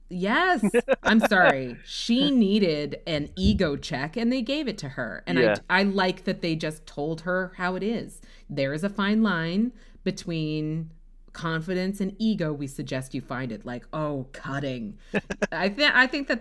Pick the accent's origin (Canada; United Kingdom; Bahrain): Canada; Halifax, Nova Scotia; I'm from Halifax, Nova Scotia